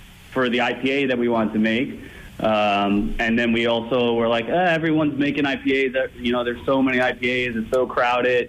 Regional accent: Bucks County, outside Philadelphia, Pennsylvania, United States; now in Boston, United States; I'm actually from PA. I grew up outside of Philadelphia in Bucks County

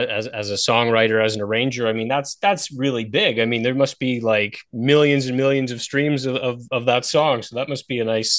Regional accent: Toronto, Ontario, Canada; my hometown of Toronto

